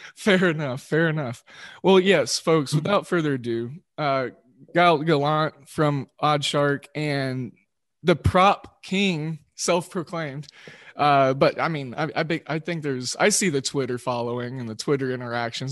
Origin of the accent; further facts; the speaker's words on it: Oklahoma, United States; accent: Midwestern drawl; am from Oklahoma, so I got that Midwestern drawl.